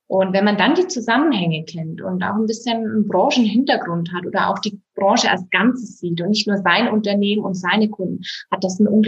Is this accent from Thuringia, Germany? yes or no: no; Bavaria, Germany; Das hatte eher familiäre Hintergründe, dass ich zurück in die Heimat gezogen bin. Denn ich komme aus Bayern, aus dem Berchtesgadener Land. Hier ist auch meine gesamte Familie.